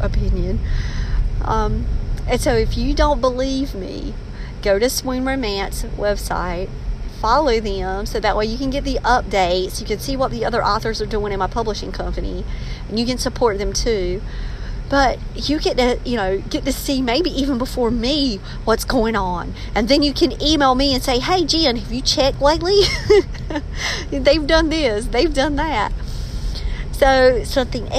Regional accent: Maxton, North Carolina, United States; accent: country slang unique to Maxton, North Carolina; my accent, holding on to that country slang that is unique to Maxton, North Carolina

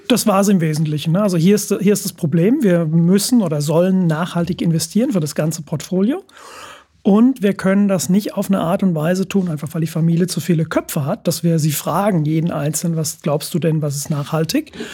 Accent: Frankfurt, Hesse, Germany; ich komme, komme aus Frankfurt, der, der Stadt des Geldes

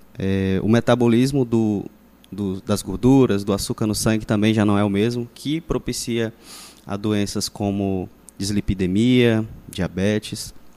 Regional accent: Rondon do Pará, Pará, Brazil; Nascido e criado em Rondon do Pará, estudei aqui, só fui embora depois que eu terminei o ensino médio

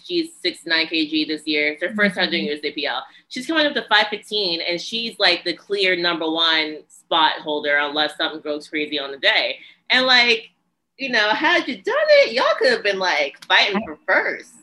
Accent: New Jersey, United States; I'm from Jersey.

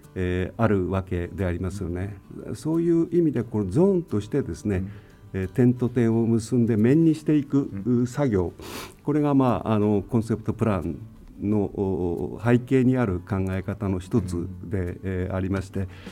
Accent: Tomakomai, Hokkaido, Japan; 僕自身が苫小牧で生まれ苫小牧で育ってきた

